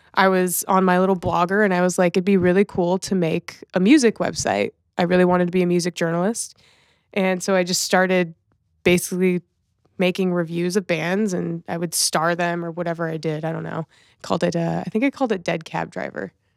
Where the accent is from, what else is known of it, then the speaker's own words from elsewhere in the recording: Los Angeles, California, United States; also born or lived in Riverside, California (Inland Empire); I will call myself born and raised in Los Angeles, but technically I was birthed in the nine oh nine